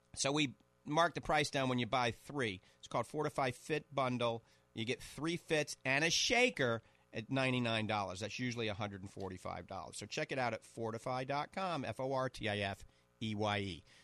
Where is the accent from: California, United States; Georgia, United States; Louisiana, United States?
Louisiana, United States; New Orleans; moved away; I grew up in New Orleans